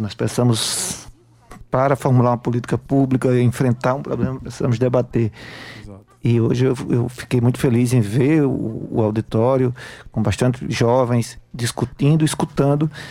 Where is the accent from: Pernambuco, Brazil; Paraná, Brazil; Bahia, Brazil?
Pernambuco, Brazil; Brejo da Madre de Deus; moved away; also born or lived in Paraíba; eu sou natural de Pernambuco, sou do interior de Pernambuco, de uma cidade chamada Brejo da Madre de Deus